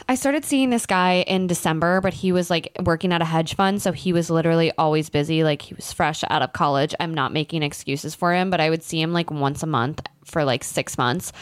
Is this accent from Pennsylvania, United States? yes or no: yes; Pennsylvania, United States; born or raised there; moved away